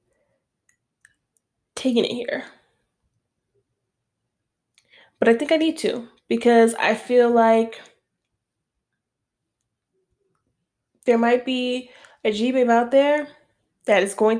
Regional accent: New York City, New York, United States; moved away; also born or lived in Westchester / Florida; I'm from the Bronx

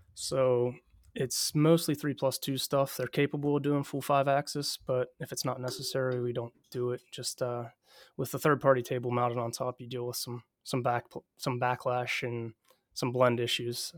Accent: Southwestern Pennsylvania, United States; I'm originally from Southwestern P A, which is where I currently live

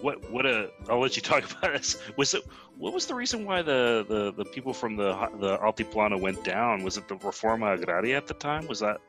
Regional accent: India; I'm Indian, so I don't care.

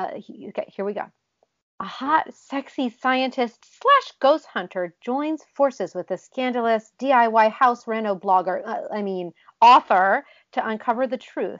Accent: Ohio, United States; I grew up in Ohio

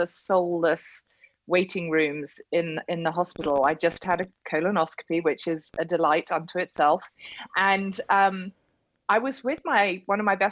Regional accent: United Kingdom; I'm a Brit.

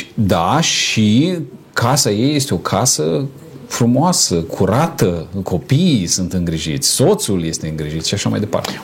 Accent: Romania; noi suntem români

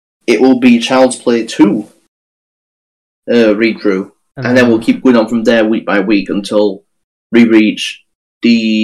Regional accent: United Kingdom; We're British

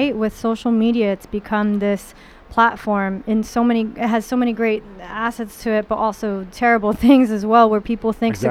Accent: New York City, New York, United States; growing up in Flushing

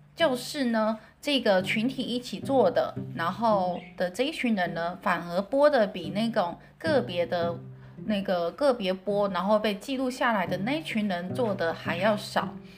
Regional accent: Taiwan; 我们台湾人说的就是所谓的马铃薯

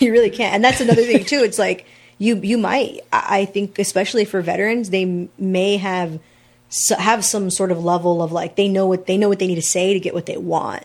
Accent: San Antonio, Texas, United States; moved away as an adult; I'm originally from San Antonio

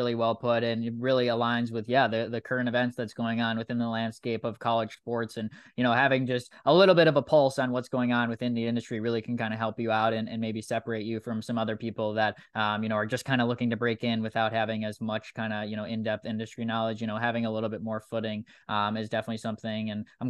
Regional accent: Wisconsin, United States; yeah, I grew up in Wisconsin. I grew up rooting for the Milwaukee Bucks.

